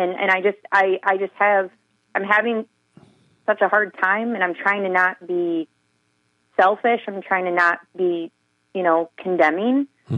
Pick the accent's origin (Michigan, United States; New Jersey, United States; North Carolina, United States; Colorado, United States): Michigan, United States; I am from the Thumb, if you know what that means.